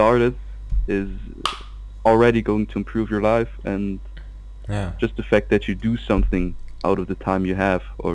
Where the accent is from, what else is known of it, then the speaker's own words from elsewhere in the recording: Switzerland; I'm from Switzerland.